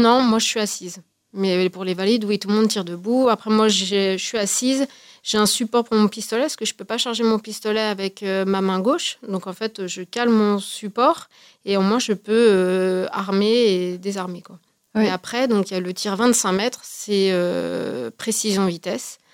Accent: Haute-Savoie, Auvergne-Rhône-Alpes, France; je suis de Haute-Savoie

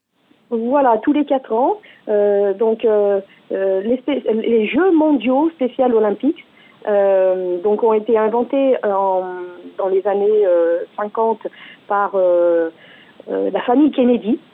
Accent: France; chez nous, en France

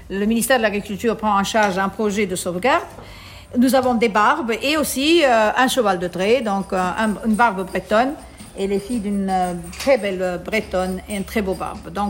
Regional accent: Italy; moved away as an adult; now in Tunisia; je suis italienne d'origine, mais j'ai la nationalité maintenant tunisienne parce que je vis ici depuis 30 ans.

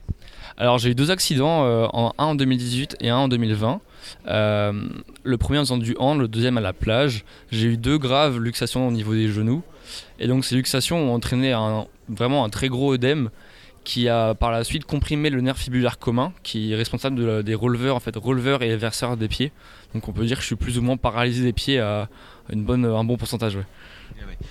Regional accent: Dinan, Brittany, France; also born or lived in Rennes; je viens de Dinan, je suis né à Dinan. étudiant sur Rennes, donc la Bretagne, euh, au plus profond de mon cœur

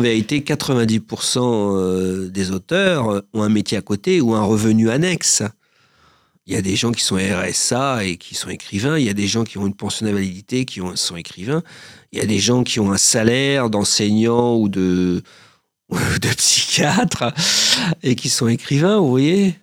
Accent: Paris, Île-de-France, France; also born or lived in Joinville-le-Pont; Moi, je suis né à Paris, j'ai vécu en banlieue. Je vis toujours en banlieue, à Joinville-le-Pont

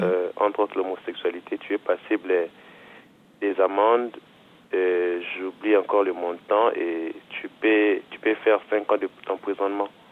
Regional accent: DR Congo; moved away as an adult; now in Angers, France; Je viens de la République démocratique du Congo

